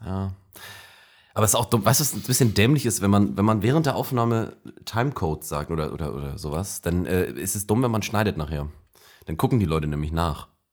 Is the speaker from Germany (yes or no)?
yes; the North, Northern Germany, Germany; ich weiß nicht, ob man es hört. Wir sind aus dem Norden